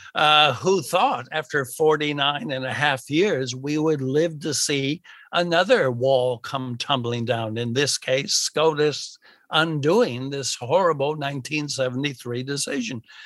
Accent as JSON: {"language": "English", "country": "United States", "moved": "yes", "lives_now": "Australia", "said": "I'm from America"}